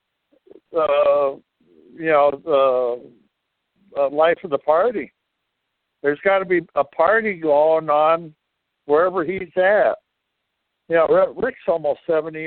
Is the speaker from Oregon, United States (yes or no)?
yes; Portland, Oregon, United States; also born or lived in Minneapolis, Minnesota; now in Minnesota, United States; I'm not from Minnesota. I'm from Portland, Oregon. But I've lived here. I moved back here in 1970